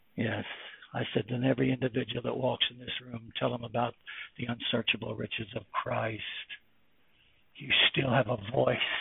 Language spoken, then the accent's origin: English; United States; moved away as an adult; also born or lived in Germany; When I lived in Germany for 35 years, being an American